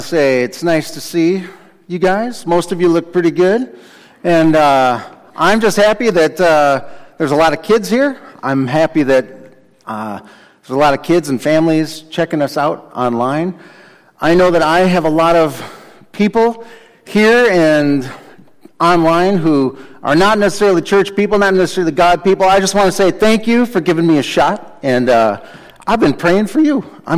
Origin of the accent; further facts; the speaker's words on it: Chicago, Illinois, United States; I grew up in Chicago